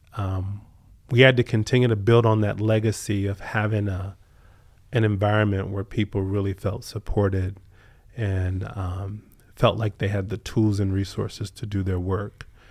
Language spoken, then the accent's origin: English; Southern Virginia, United States; growing up in Southern Virginia